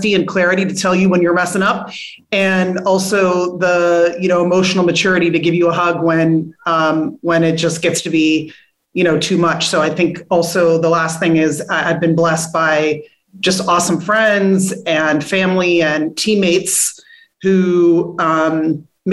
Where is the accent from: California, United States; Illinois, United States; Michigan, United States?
California, United States; moved away as an adult; also born or lived in Newark; I'm from California, lived 3,000 miles away from my growing up family for almost 20 years